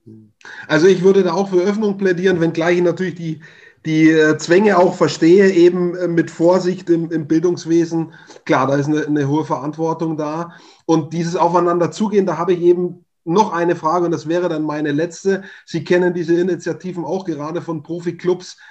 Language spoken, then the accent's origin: German; Upper Franconia, Bavaria, Germany; ich komme aus Oberfranken